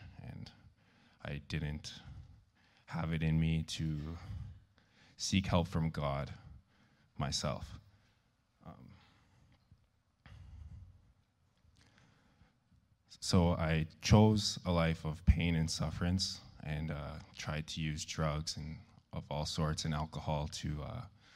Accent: Lorette, Manitoba, Canada; I'm from Lorette, Manitoba.

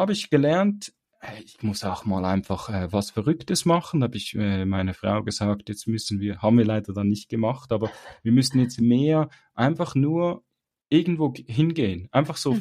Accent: Switzerland; bei uns in der Schweiz

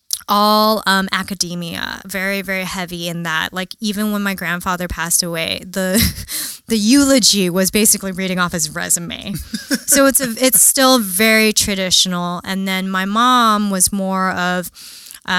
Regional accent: New York City, New York, United States; moved away as an adult; now in Los Angeles, United States; So I'm from Flushing, Queens, which I'm born in the late 80s

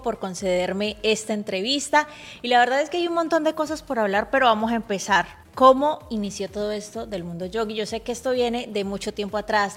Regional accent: Cali, Valle del Cauca, Colombia; Yo soy de Cali, pero compatriota porque somos de Colombia.

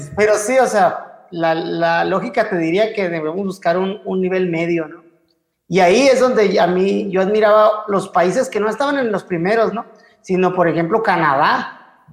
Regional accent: Mexico; como, como mexicanos

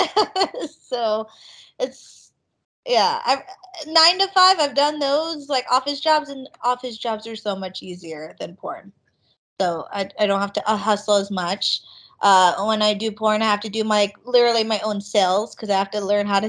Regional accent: Las Vegas, Nevada, United States; We used to work at this huge water park when I grew up in Vegas

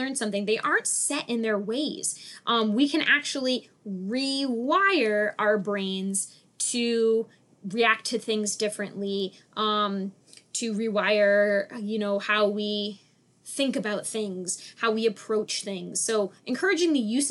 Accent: Dover, New Hampshire, United States; I'm from Dover, New Hampshire

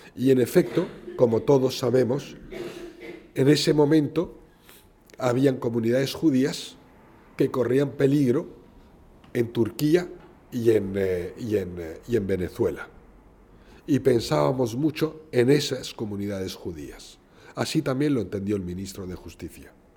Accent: Spain; soy tan español como usted

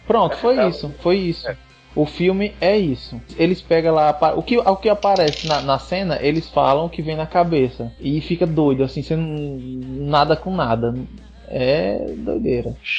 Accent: Northeast Region, Brazil; a gente, como nordestino que se preze

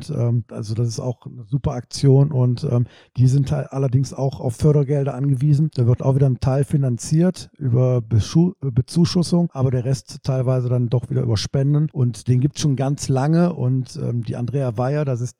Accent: North Rhine-Westphalia, Germany; weil ich bin auch äh, mitten in der Stadt groß geworden und äh, wir hatten auch so ein, äh, so ein Jugendheim, ne?

